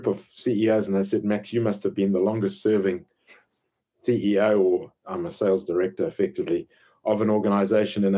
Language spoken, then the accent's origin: English; Zimbabwe; moved away as an adult; also born or lived in Pietermaritzburg, South Africa / West London, United Kingdom; I grew up in Zimbabwe